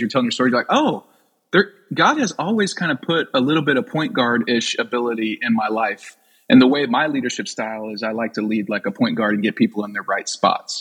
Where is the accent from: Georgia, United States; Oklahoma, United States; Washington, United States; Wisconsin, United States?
Oklahoma, United States; I grew up in Oklahoma